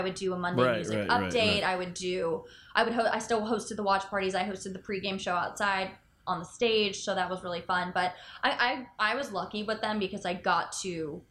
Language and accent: English; Parkland, Florida, United States; I went to Douglas. I'm from Parkland